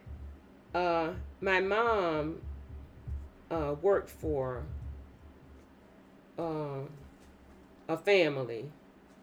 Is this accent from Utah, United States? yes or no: no; Quitman, Mississippi, United States; moved away; I grew up in I guess what you call it, country. I didn't grow up in town